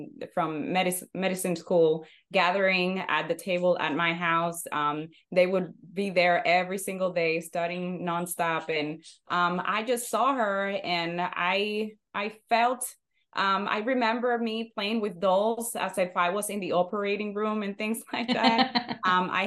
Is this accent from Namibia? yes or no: no; Santiago de los Caballeros, Santiago, Dominican Republic; moved away as an adult; now in United States; I was born and raised in Santiago, Dominican Republic, and I stayed there since I was born until I had to come here.